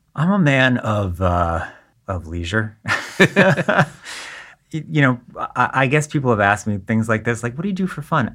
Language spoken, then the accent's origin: English; Southern California, United States; moved away as an adult; also born or lived in Israel / Boston area; now in Boston, United States; We moved from Israel to Southern California, which is where I grew up mm. and spent the first 18 years of my life